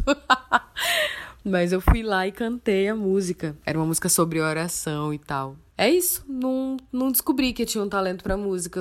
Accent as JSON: {"language": "Portuguese", "town": "Manaus", "region": "Amazonas", "country": "Brazil", "tie": "born or raised there", "said": "Eu nasci em Manaus, capital do Amazonas, moro aqui, eventualmente saio para outras cidades, mas minha residência é na minha cidade natal, Manaus, Amazonas."}